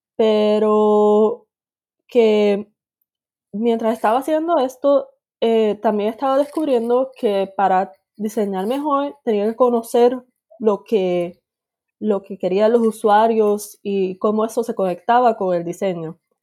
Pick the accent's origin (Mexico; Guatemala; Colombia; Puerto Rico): Puerto Rico; moved away as an adult; also born or lived in Boston, United States; nací en Puerto Rico, estuve viviendo ahí hasta mis 18 años